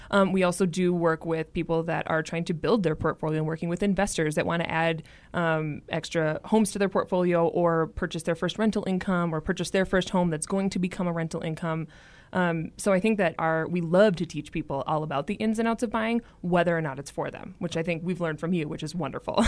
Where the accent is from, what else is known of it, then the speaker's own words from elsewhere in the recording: Minneapolis, Minnesota, United States; moved away as an adult; also born or lived in Boston, Massachusetts; now in Denver, United States; I'm originally from Minneapolis, Minnesota. I have lived in the Denver area for just under five years